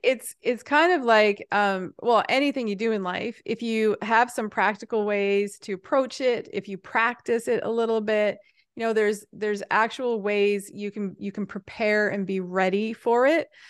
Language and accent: English; Happy Adventure, Newfoundland and Labrador, Canada; I'm from Newfoundland, which is a remote island off the edge of Canada, but I'm also from a tiny little town called Happy Adventure